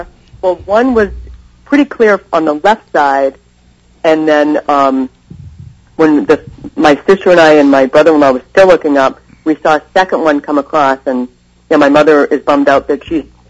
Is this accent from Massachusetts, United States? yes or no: yes; Foxborough, Massachusetts, United States; moved away as an adult; also born or lived in West Coast; I grew up in Foxborough, and my sister and I went to Bridgewater State.